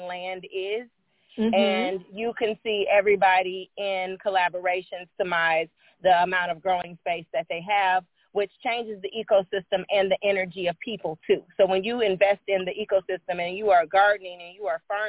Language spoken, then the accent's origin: English; Midwest, United States; I was raised in the Midwest.